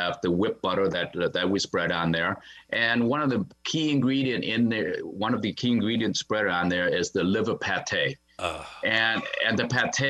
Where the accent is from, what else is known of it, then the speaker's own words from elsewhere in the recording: Wisconsin, United States; I grew up in Wisconsin